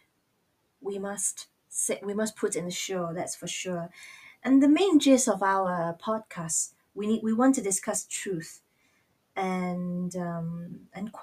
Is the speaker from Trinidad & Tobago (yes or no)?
no; Singapore; moved away as an adult; also born or lived in Australia / United States; now in England, United Kingdom; my ethnicity is Chinese, and I am actually from Singapore